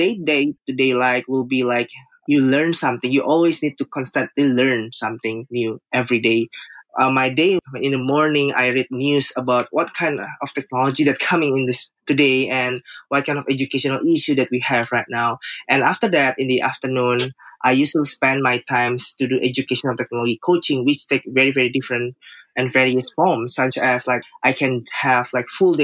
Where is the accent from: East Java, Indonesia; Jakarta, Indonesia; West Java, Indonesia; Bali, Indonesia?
Jakarta, Indonesia; I'm from Jakarta, Indonesia.